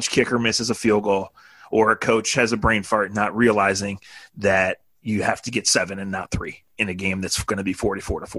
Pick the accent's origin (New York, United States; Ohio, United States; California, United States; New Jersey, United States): Ohio, United States; I grew up in Ohio